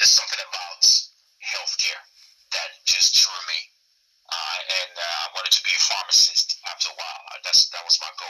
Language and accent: English; Nigeria; moved away as an adult; now in United States; I was essentially born and raised in Nigeria. I left there when I was about 20, I'll say.